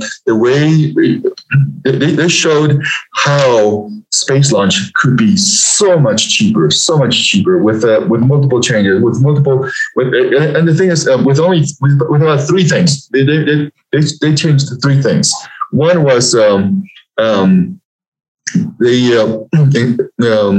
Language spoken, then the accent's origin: English; Peru; also born or lived in Lima, Peru / United States; now in Denver, United States; So I was born and raised in Peru. I was born in this little village up at 10,000 feet up in the Andes Mountains